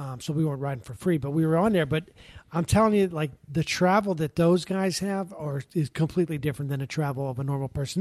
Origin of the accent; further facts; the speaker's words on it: Pittsburgh, Pennsylvania, United States; moved away; growing up, Pittsburgh was great. I loved living in Pittsburgh